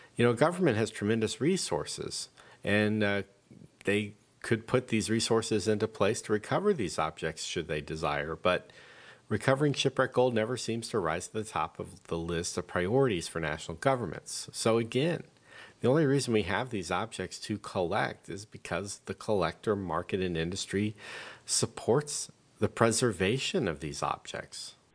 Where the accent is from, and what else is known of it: United States